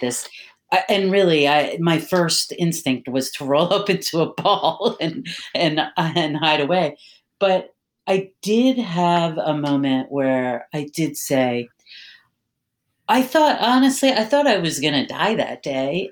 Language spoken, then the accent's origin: English; Philadelphia, Pennsylvania, United States; moved away as an adult; also born or lived in Maryland; now in Washington, D.C. area, United States; I, I, was born and raised in Philadelphia